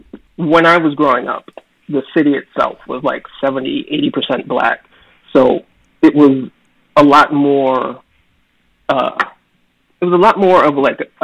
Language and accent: English; Dundalk, Maryland, United States; moved away as an adult; also born or lived in New York; now in Baltimore, United States; I grew up in Turner Station out in Dundalk